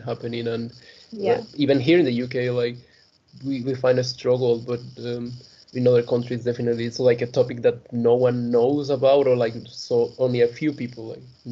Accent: Mexico; moved away as an adult; now in Leeds, United Kingdom; compared to my home country

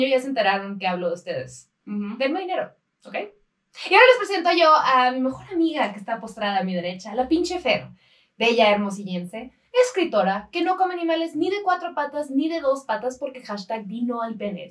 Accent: Baja California, Mexico; Fueron a mi tierra, yo soy de Baja California

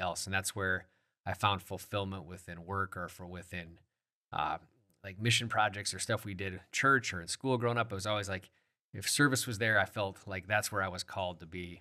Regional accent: Sioux Falls, South Dakota, United States; born and raised in the Sioux Falls

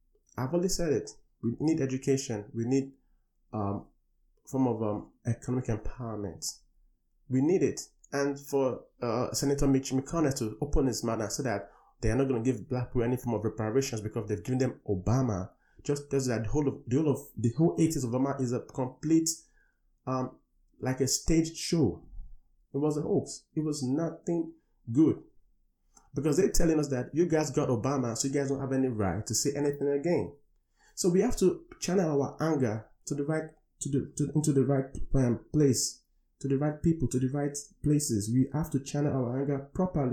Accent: Nigeria; moved away; I come from Africa, from Nigeria

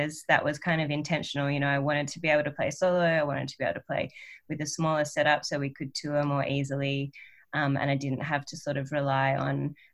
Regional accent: Australia; accent: Australian; I sing quite in an Australian accent, you know. Yeah, and I don't really know how to not sing in an Australian accent.

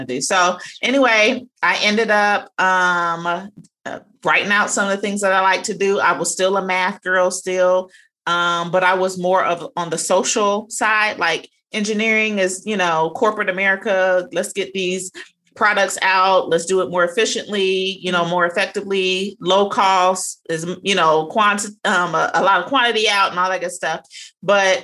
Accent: Cincinnati, Ohio, United States; moved away as an adult; now in Savannah, United States; I am originally from Cincinnati, Ohio, but I currently reside in Savannah, Georgia

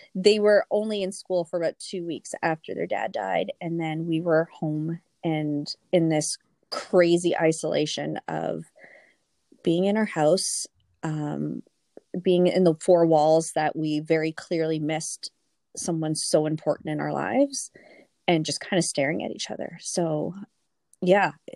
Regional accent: Toronto, Ontario, Canada; moved away as an adult; now in Thunder Bay, Canada; I'm actually originally from Toronto and moved up to Thunder Bay about six years ago

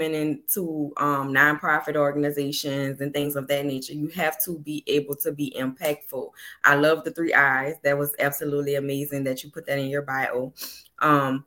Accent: New Orleans, Louisiana, United States; the way I talk, I'm from New Orleans

